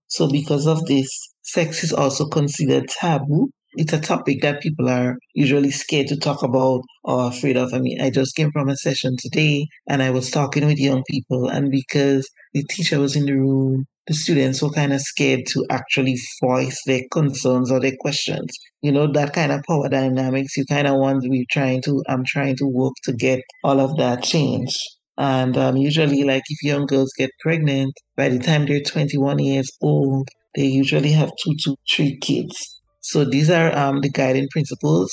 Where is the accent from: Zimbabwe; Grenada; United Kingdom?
Grenada; I grew up in Grenada, which is in the Caribbean